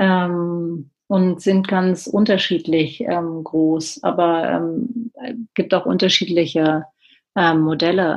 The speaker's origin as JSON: {"language": "German", "region": "Berlin", "country": "Germany", "said": "ich bin ja aus Berlin"}